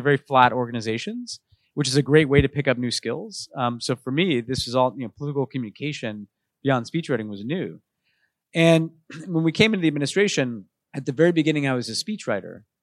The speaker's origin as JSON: {"language": "English", "town": "New York City", "region": "New York", "country": "United States", "tie": "born or raised there", "also_born_or_lived": "Texas", "moved": "as an adult", "said": "growing up in New York, I was in a very politically"}